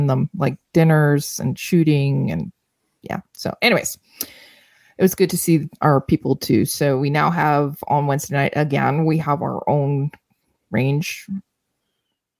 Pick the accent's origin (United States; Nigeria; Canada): Canada; Canadians, we